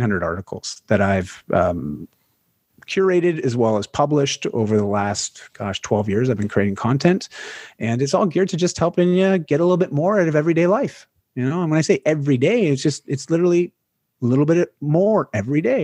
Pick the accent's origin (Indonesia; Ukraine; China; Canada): Canada; I'm, I'm a Canadian